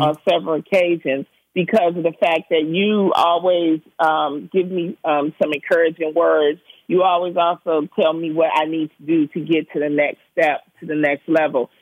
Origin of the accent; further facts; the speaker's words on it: Detroit, Michigan, United States; moved away as an adult; also born or lived in Prairie View, Texas; I'm from the Brewster Projects